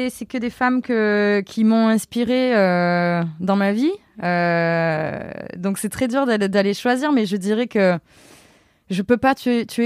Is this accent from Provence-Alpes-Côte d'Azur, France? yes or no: yes; Avignon, Provence-Alpes-Côte d'Azur, France; moved away; je suis complètement d'Avignon.